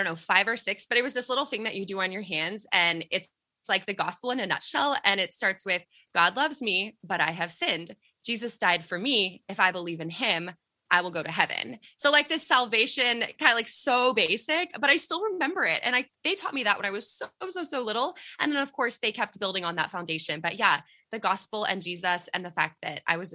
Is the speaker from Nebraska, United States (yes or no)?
no; Texas, United States; we are from Texas